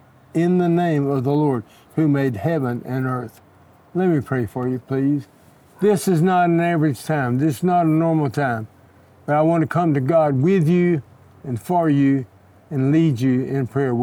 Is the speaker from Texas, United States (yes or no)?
yes; Texas, United States; now in Los Angeles, United States; I'm from Texas.